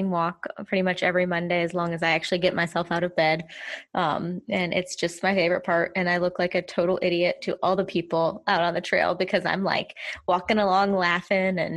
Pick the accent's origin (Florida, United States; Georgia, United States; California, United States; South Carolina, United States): South Carolina, United States; moved away as an adult; also born or lived in Tennessee; I am from South Carolina, born and raised. Uh, spent a little while in Tennessee, and now I'm back in South Carolina.